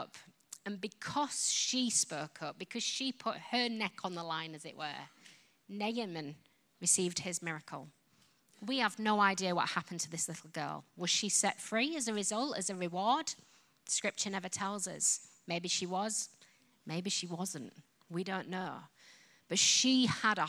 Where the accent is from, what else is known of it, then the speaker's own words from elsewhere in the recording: Yorkshire and the Humber, United Kingdom; accent: Yorkshire; now in England; I come from Yorkshire. Yorkshire is like Alabama kind of accent.